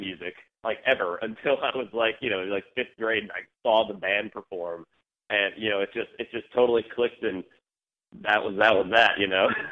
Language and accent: English; South Carolina, United States; moved away; I'm from South Carolina originally, in a little small town about half an hour outside